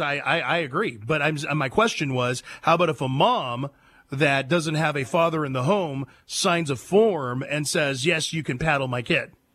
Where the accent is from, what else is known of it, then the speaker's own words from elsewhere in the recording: San Joaquin Valley, California, United States; moved away; I grew up in the cent- Central Valley, the San Joaquin Valley, north of Fresno